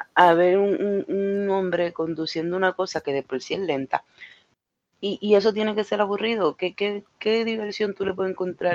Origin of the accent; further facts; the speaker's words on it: Puerto Rico; moved away; en mi país